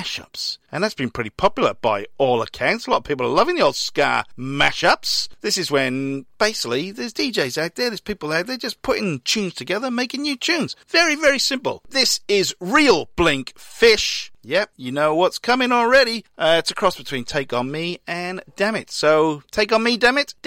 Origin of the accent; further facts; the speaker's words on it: Newport, Wales, United Kingdom; now in Melbourne, Australia; out of Newport in Wales, my hometown.